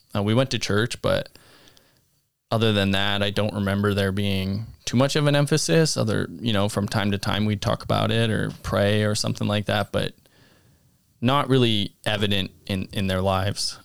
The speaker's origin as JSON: {"language": "English", "town": "Abbotsford", "region": "British Columbia", "country": "Canada", "tie": "born or raised there", "said": "I grew up in Abbotsford, British Columbia"}